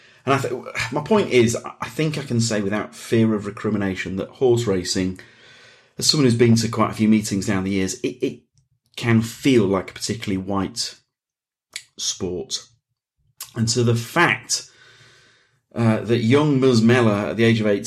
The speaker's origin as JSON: {"language": "English", "town": "Leeds", "region": "Yorkshire and the Humber", "country": "United Kingdom", "moved": "yes", "lives_now": "London, United Kingdom", "said": "I'm from Leeds, which is a city. I moved from Leeds to London."}